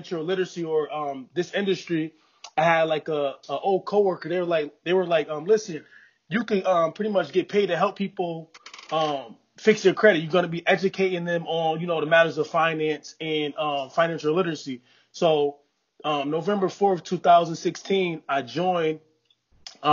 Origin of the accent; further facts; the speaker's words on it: New Haven, Connecticut, United States; I'm from New Haven, Connecticut